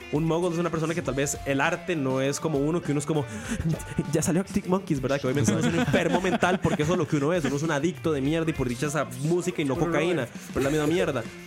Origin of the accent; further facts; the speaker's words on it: Costa Rica; ser tico